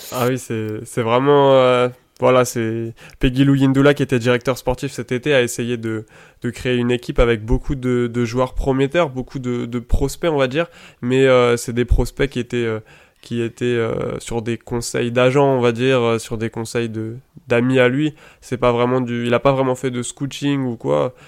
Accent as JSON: {"language": "French", "region": "Île-de-France", "country": "France", "tie": "born or raised there", "said": "j'ai grandi pas très loin d'un grand club du football français qui est le Paris Saint-Germain, puisque j'habite en fait à à peu près un kilomètre du centre d'entraînement du, PSG"}